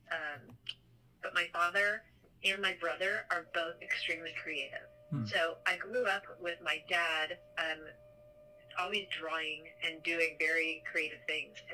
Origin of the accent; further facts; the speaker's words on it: Seattle, Washington, United States; moved away as an adult; now in Columbus, United States; growing up in Seattle, there was a very large Japanese um, population that we grew up with, mm-hmm. and we um, participated in the Japanese community and the culture